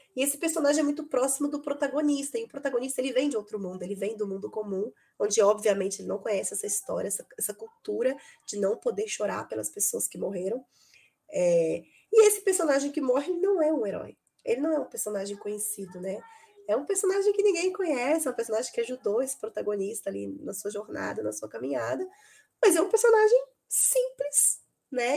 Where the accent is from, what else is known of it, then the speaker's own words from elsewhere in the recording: Belo Horizonte, Minas Gerais, Brazil; eu sou de Belo Horizonte